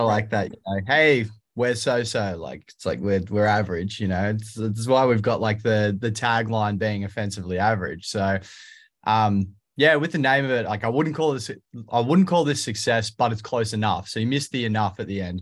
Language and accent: English; Australia; I'm the singer from Aussie pop punk band …